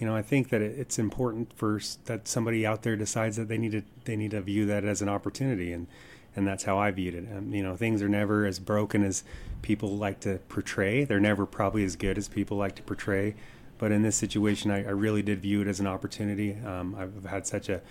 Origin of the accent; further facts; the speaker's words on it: Kearns, Utah, United States; moved away as an adult; now in Moab, United States; born and raised in Kearns